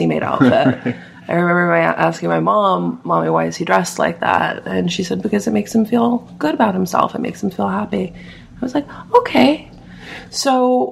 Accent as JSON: {"language": "English", "region": "New Jersey", "country": "United States", "tie": "born or raised there", "said": "I grew up in New Jersey."}